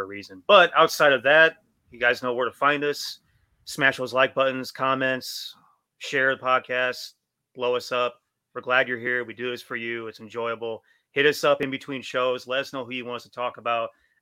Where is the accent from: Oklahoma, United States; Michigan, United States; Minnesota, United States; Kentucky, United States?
Kentucky, United States; Louisville; I was born in Louisville